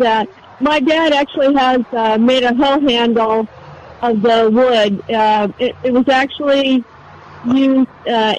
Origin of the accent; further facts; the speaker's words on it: Iowa, United States; And I grew up in Iowa